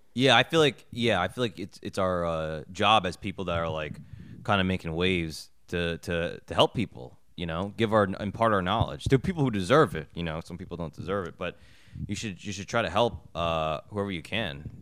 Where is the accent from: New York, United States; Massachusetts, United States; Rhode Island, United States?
New York, United States; I'm from New York